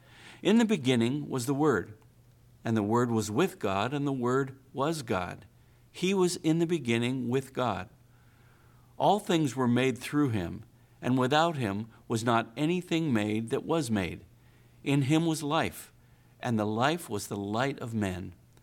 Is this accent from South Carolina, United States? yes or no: no; Andrews, Texas, United States; and Mr. President, I was raised in Andrews, Texas. You see, Andrews is only a half-hour drive from Midland, his hometown.